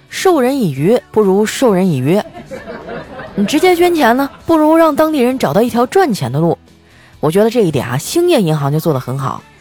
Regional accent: Northeast China, China; moved away; 这么大的商机哈，就在我的老家

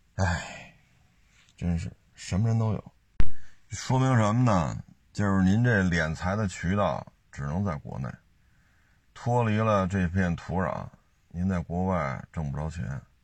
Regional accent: China; 那我也是中国人

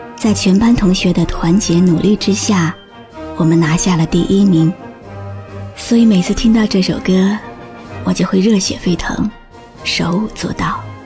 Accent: China; 我是中国人

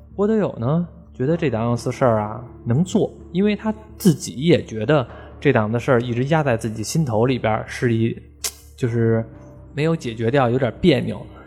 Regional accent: Beijing, China; 我们北京人

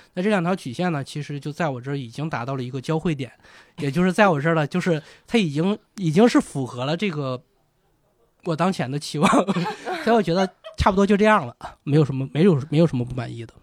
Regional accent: northeastern China, China; moved away; 我老家是东北的，也，也下雪

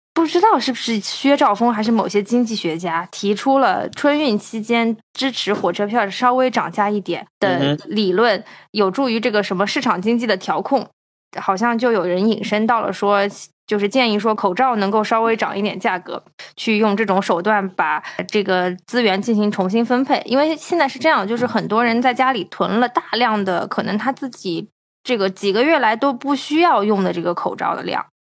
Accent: China; 就是因为我们是从中国来的

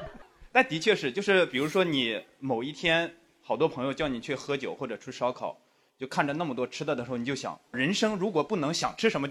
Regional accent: Shanxi, China; now in Beijing, China; 我是山西人

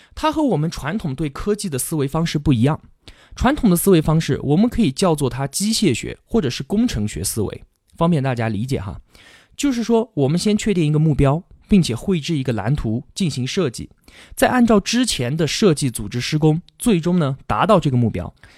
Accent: China; 用我们中国人的话来说

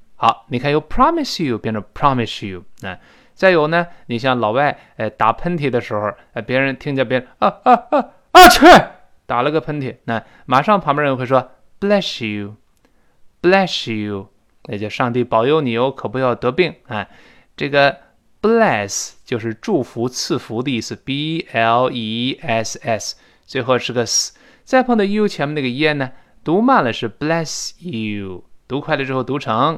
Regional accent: China; 就是我们中国人说的，好像一年过得比一年快。

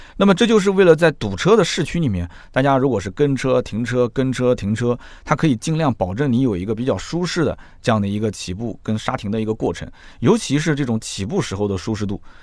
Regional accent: Nanjing, Jiangsu, China; 我们南京人

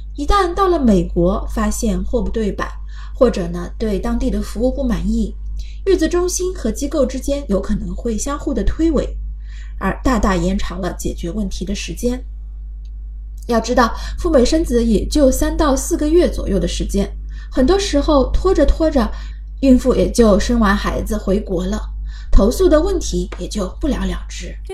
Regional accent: China; 我们中国人

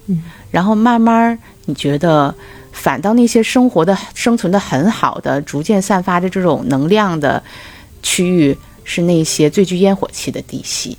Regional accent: Dalian, Liaoning, China; 我们大连

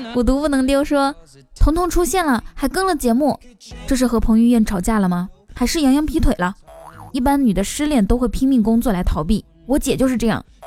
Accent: northern China, China; 作为正宗的北方人

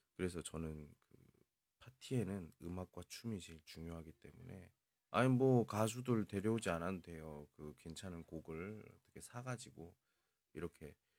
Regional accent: South Korea; 저 외국인이고요. 한국 사람이고

